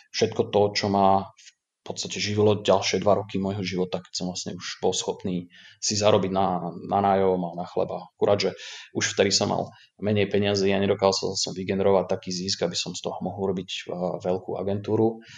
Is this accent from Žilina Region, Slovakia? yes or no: no; Prievidza, Trenčín Region, Slovakia; moved away as an adult; also born or lived in Dublin, Ireland; pochádzam z Prievidze. Na Slovensku som nepobodol dlho, pretože v 18. som sa rozhodol